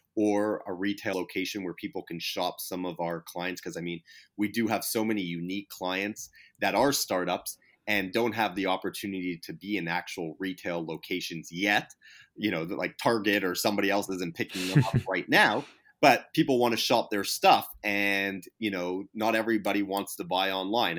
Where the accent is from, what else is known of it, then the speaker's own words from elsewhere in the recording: Canada; moved away; I'm Canadian to begin with. Uh, you know, I was born in Canada to begin with.